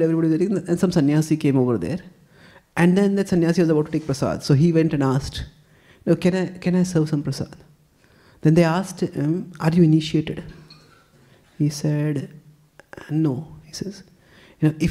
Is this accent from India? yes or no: yes; India